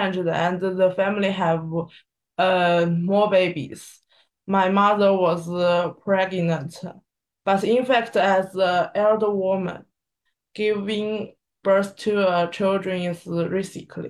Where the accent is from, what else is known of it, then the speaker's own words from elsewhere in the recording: Suzhou, Jiangsu, China; I come from Suzhou in China